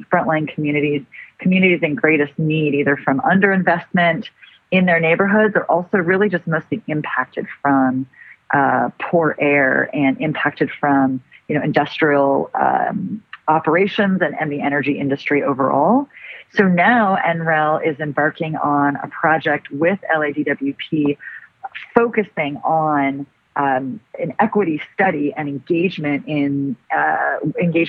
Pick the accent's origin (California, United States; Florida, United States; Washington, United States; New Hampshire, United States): California, United States; Los Angeles; I'm actually born and raised Angelina.